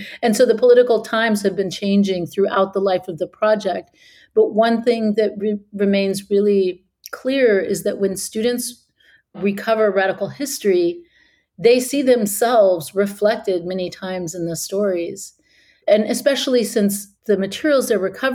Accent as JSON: {"language": "English", "town": "Austin", "region": "Texas", "country": "United States", "tie": "born or raised there", "moved": "yes", "said": "it's my hometown"}